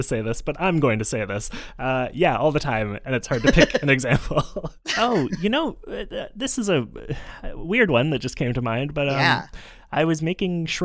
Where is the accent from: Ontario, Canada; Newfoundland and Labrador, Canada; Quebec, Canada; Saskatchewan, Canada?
Quebec, Canada; Montreal; I am also from Jojage or Montreal